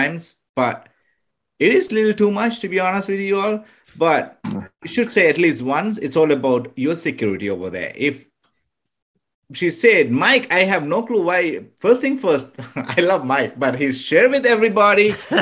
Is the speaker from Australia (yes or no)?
no; Sri Lanka; now in United States; I am originally from Sri Lanka